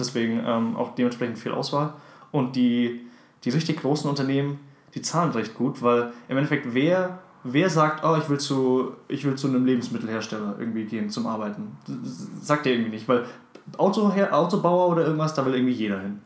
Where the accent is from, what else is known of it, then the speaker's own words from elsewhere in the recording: South Africa; now in Germany; dass ich gebürtiger Südafrikaner bin